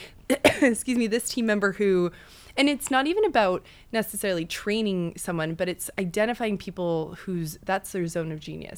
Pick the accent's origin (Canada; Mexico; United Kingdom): Canada; Western Canada; moved away as an adult; now in New York, United States; I'm actually from Western Canada